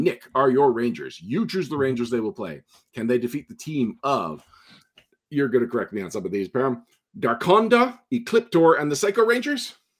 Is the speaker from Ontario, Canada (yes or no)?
no; Montreal, Quebec, Canada; my hometown